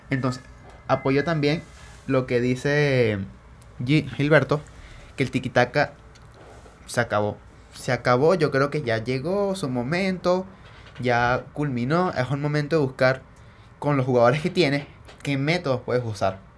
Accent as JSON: {"language": "Spanish", "country": "Venezuela", "said": "nosotros como venezolanos"}